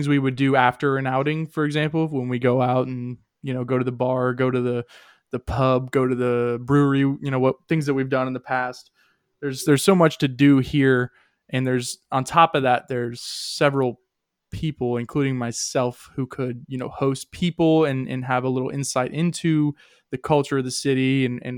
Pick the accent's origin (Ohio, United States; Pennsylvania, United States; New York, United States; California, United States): Ohio, United States; Columbus; I'm from Columbus. I live in Columbus. I grew up in Columbus